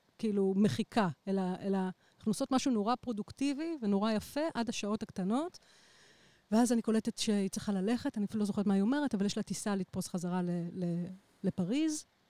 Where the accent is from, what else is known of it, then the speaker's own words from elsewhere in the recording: Israel; אני גרה בבית שנולדתי וגדלתי בו